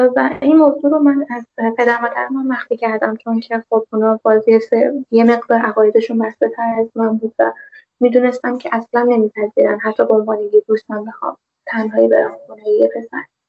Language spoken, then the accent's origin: Persian; Tehran, Tehran Province, Iran; also born or lived in Zanjan; اهل تهرانم ولی زنجان درس میخونم